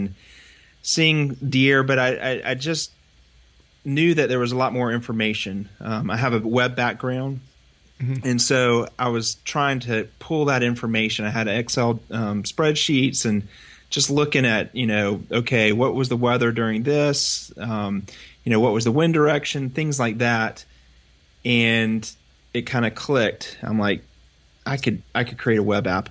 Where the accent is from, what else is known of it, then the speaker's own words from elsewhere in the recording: Northeast Florida, United States; I'm from Florida, Northeast Florida, real close to the Georgia border